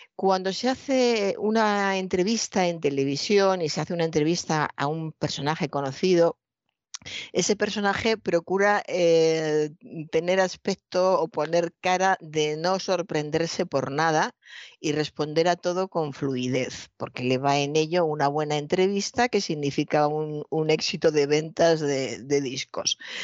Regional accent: Toledo, Castilla-La Mancha, Spain; soy de Toledo, eh, he visto durante toda mi infancia y mi juventud un maravilloso cuadro del Greco

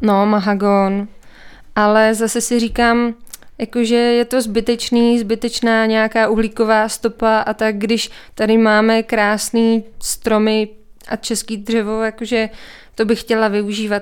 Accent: Czechia; accent: Czech English; also born or lived in Canada / New Zealand; now in České Budějovice, Czechia; pořád mluvím jako Čech, česká angličtina

